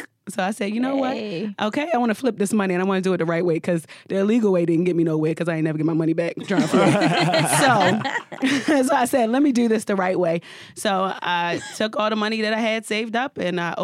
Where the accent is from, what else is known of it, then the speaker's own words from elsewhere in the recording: Baltimore, Maryland, United States; also born or lived in Atlanta; now in New York City, United States; I'm from Baltimore, Maryland, but I reside in New York City